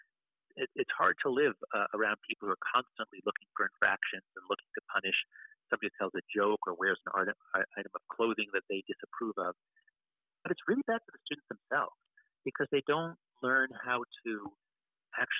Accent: United States; I grew up in America during the crime wave.

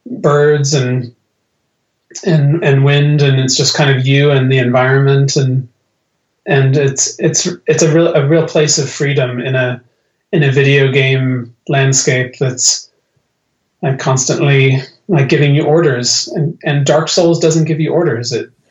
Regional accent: Ireland; born there; And that's why I was born in Ireland. You know, the place to which I've returned.

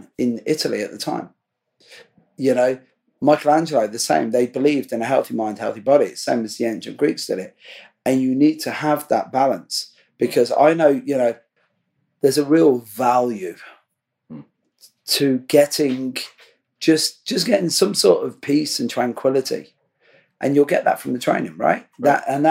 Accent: Ireland; I'm an Irish construction worker

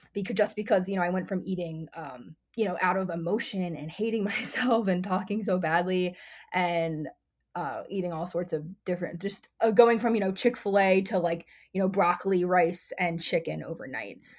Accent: Philadelphia, Pennsylvania, United States; I'm from the greater Philadelphia area

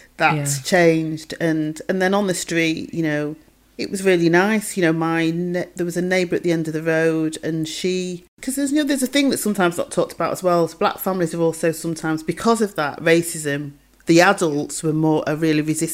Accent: Manchester, North West England, United Kingdom; also born or lived in Stretford; I grew up in Longsight

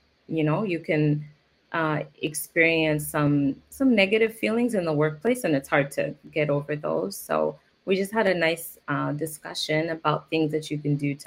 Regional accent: Philadelphia, Pennsylvania, United States; now in Osaka, Japan; I'm from the Philadelphia area.

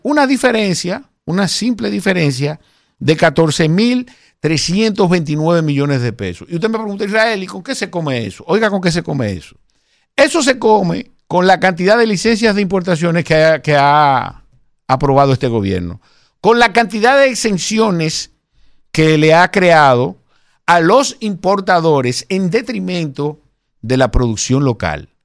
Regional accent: Santo Domingo Este, Distrito Nacional, Dominican Republic; de donde yo soy, de la circunscripción número, número 3 de Santo Domingo Este

